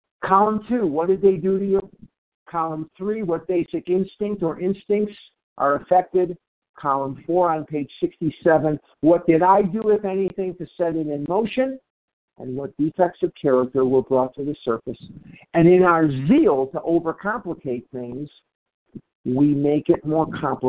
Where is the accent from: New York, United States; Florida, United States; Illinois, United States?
Illinois, United States; Chicago; now in Scottsdale, United States; I'm a recovered compulsive overeater in Scottsdale, Arizona, but I'm originally from Chicago